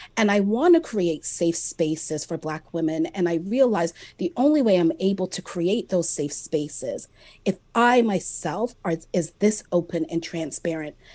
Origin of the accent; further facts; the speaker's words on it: Jamaica; I'm also Jamaican